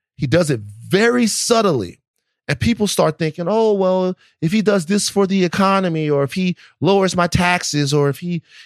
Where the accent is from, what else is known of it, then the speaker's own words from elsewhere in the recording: the South, United States; I, I'm from the South and I love the South